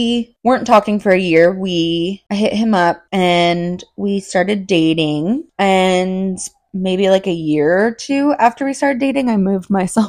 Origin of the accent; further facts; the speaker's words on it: Redwood City, California, United States; I grew up in Redwood City, California.